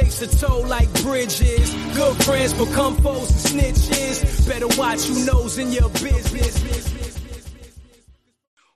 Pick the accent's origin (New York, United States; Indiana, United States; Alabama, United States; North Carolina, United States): New York, United States; New York City; also born or lived in Elizabeth, New Jersey; now in New Jersey, United States; I'm from Jersey. Originally from Brooklyn, New York, but I've lived in Jersey for a very long number of years